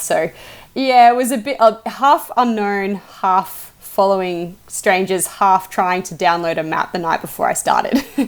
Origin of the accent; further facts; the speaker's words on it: Australia; as an Australian who's I, I, grew up in the bush